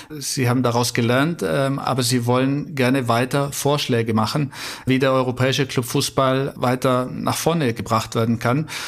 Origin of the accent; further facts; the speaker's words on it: Bavaria, Germany; Ja, ich bin im Allgäu aufgewachsen, ähm, auch natürlich wie so viele äh, leidenschaftlich Fußball gespielt.